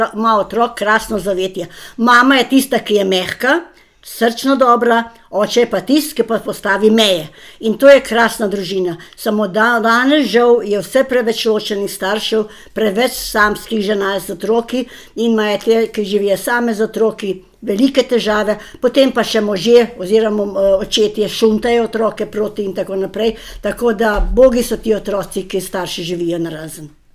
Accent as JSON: {"language": "Slovenian", "country": "Slovenia", "said": "Slovenci smo zelo pridni, pošteni in delovni"}